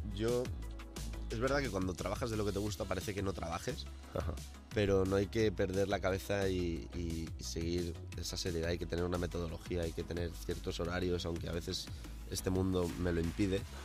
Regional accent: El Puig, Valencian Community, Spain; moved away; donde yo vivía, donde me crié, eh, en Valencia

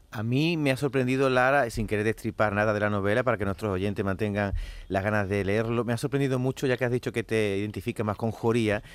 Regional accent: Andalusia, Spain; yo como andaluz

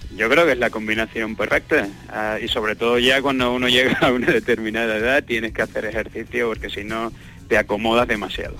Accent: Cádiz, Andalusia, Spain; moved away as an adult; also born or lived in Cardiff; now in Manchester, United Kingdom; Cádiz está en mi, en mi corazón y voy a estar siempre muy orgulloso de Cádiz y del resto de Andalucía. Como te he comentado, soy un andaluz muy

